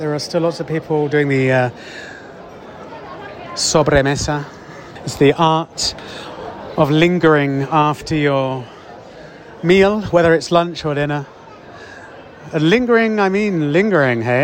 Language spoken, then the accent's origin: English; Oxford, South East England, United Kingdom; my hometown of Oxford